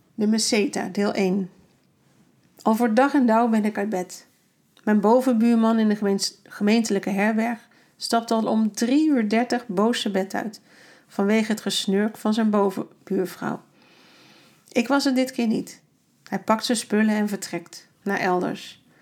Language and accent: Dutch; Netherlands; Ik ben echt blij dat ik uit Nederland kom